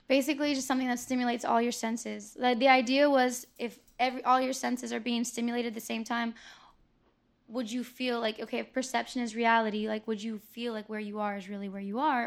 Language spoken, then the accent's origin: English; Tampa, Florida, United States; I was born and raised here